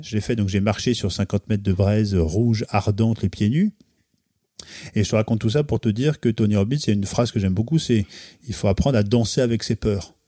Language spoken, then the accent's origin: French; Pays de Caux, near Fécamp, Normandy, France; also born or lived in Beaufortin; now in Paris, France; je viens aussi du pays de Caux, donc euh, près de Fécamp